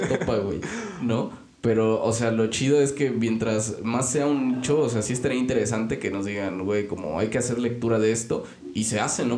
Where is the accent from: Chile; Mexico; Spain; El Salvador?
Mexico; aquí en México